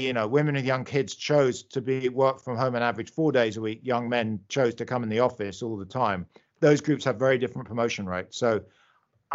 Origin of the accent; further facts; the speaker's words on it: London, United Kingdom; accent: British; moved away; you can hear I'm British. I grew up in London